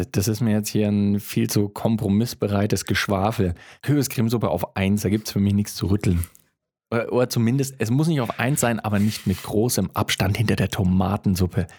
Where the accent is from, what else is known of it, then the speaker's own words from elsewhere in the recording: Germany; ich bin in Deutschland aufgewachsen